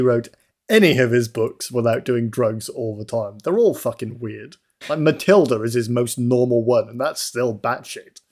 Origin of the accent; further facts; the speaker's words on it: Newport, Wales, United Kingdom; the streets in Newport, where I live